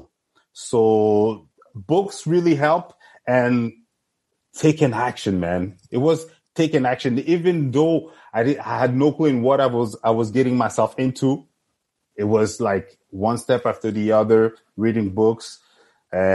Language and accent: English; Montreal, Quebec, Canada; I grew up in Saint-Michel, Saint-Léonard with my friends